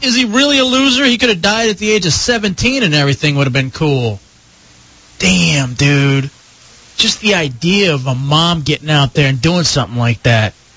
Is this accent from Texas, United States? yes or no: yes; Dallas, Texas, United States; I played on this uh, baseball team when I was growing up in Dallas